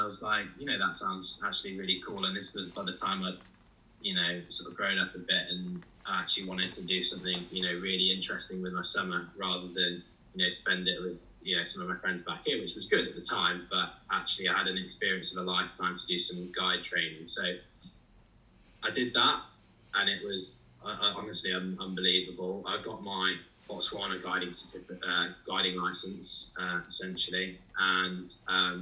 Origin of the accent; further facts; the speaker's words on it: Worcestershire, West Midlands, United Kingdom; I was born in Worcestershire. I've always, you know, the family home has always been in Worcestershire